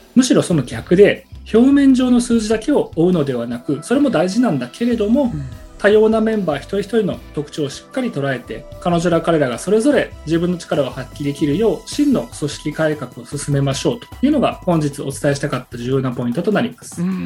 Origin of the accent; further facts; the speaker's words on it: Japan; 日本で生まれ育った中年の日本人です